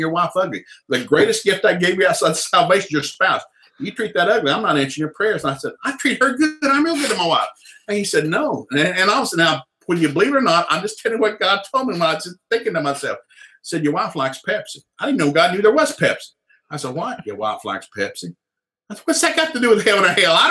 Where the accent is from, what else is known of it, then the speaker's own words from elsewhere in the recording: Tennessee, United States; moved away; also born or lived in Jewett City, Connecticut / Sikeston, Missouri; I came from Tennessee